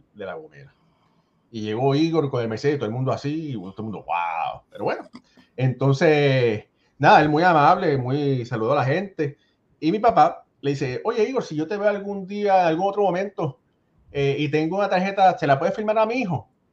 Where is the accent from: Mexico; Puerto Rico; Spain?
Puerto Rico; Ponce; Yo soy de Ponce